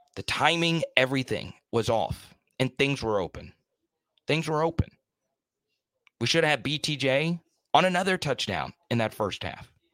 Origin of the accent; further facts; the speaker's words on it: the South, United States; I'm from the South